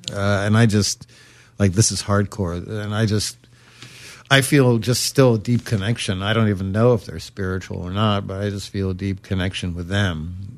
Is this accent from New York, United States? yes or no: yes; Brooklyn, New York, United States; somebody says, "Are you American?" I'm like, "No, I'm from Brooklyn."